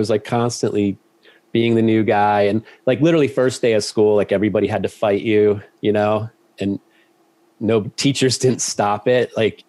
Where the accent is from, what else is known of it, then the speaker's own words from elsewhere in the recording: Ohio, United States; also born or lived in Georgia; I grew up mostly in Ohio and a little bit in Georgia.